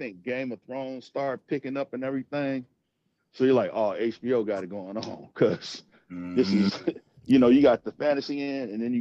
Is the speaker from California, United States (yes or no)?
no; Philadelphia, Pennsylvania, United States; growing up in Philly